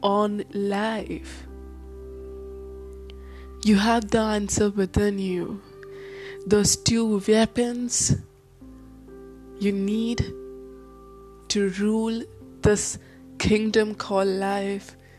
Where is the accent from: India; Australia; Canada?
India; I'm an Indian girl